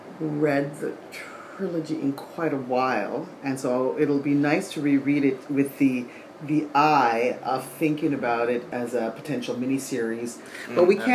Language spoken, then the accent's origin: English; Jamaica; now in Canada; as a Jamaican-Canadian, because I was actually born in Jamaica